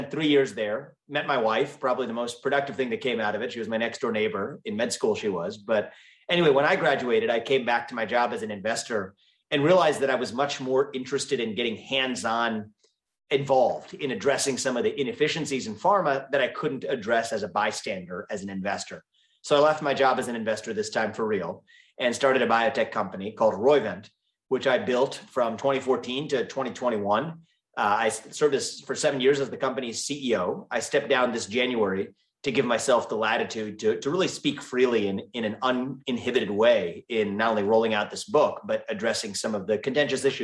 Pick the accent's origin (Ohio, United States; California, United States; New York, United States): Ohio, United States; Cincinnati; So I was born and raised in Ohio, which is actually where I also live today.